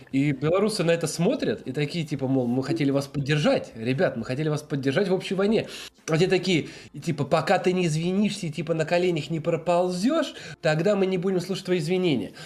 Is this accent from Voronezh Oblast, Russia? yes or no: no; Moscow, Russia; also born or lived in Wrocław, Poland; now in Warsaw, Poland; мы с Москвы, с России